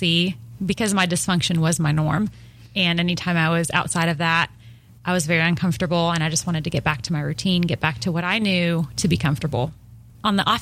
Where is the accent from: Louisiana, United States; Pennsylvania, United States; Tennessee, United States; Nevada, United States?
Tennessee, United States; Nashville; I'm from Nashville